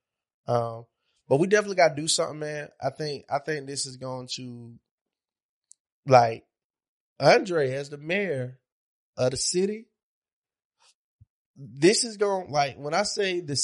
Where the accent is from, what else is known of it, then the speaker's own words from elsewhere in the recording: Monroe, United States; I'm from Monroe. We didn't have shit.